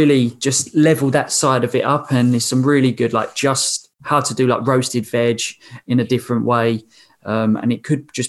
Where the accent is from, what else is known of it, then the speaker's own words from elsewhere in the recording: England, United Kingdom; I was from England